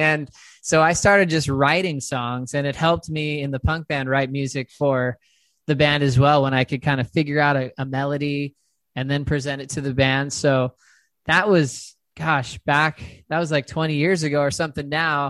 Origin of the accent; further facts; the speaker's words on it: San Dimas, California, United States; born there; I moved around a lot. So I was born in a place called San Dimas, California.